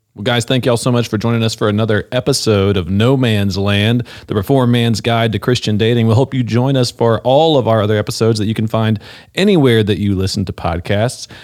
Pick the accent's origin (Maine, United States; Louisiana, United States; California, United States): Louisiana, United States; North; I'm from North Louisiana